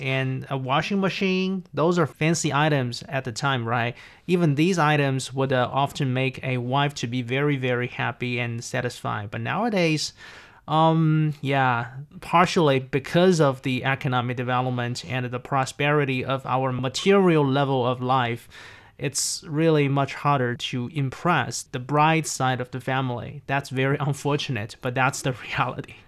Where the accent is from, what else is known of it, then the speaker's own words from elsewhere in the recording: a fourth-tier city in Zhejiang Province, China; my hometown, a, a small, uh, like a forced-tier city in Zhejiang Province, East China